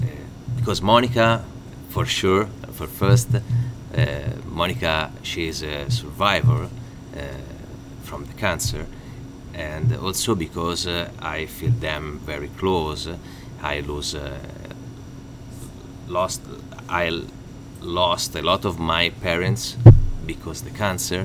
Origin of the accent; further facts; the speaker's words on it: Pisa, Tuscany, Italy; English is a second language; moved away as an adult; now in Fort Worth, United States; I'm from Pisa